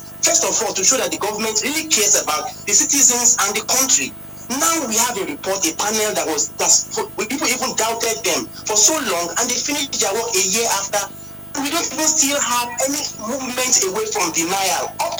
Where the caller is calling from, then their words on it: Abuja, Federal Capital Territory, Nigeria; I'm calling from Abuja.